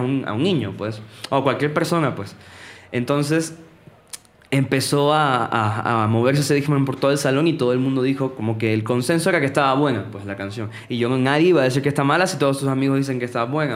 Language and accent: Spanish; Venezuela; moved away; en mi ciudad, yo soy de Venezuela